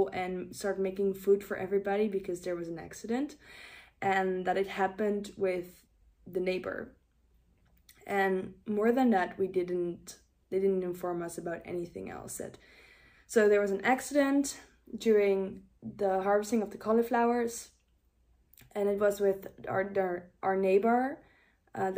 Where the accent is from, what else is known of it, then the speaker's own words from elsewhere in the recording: Netherlands; English is a second language; I don't know all the English terms, since I'm from the Netherlands